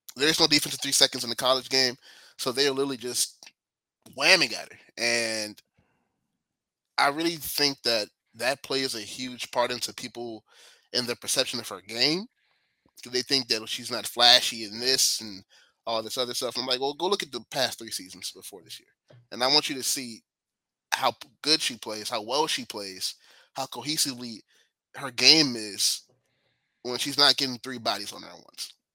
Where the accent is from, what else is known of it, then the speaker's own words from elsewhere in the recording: Chicago, Illinois, United States; now in Dallas, United States; I am born and raised in Chicago